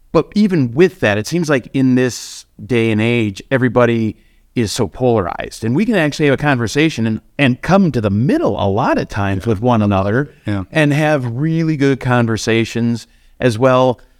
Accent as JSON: {"language": "English", "region": "Minnesota", "country": "United States", "tie": "born or raised there", "moved": "yes", "lives_now": "Wyoming, United States", "said": "I was originally born in Minnesota, moved to Wyoming 22 ish years ago."}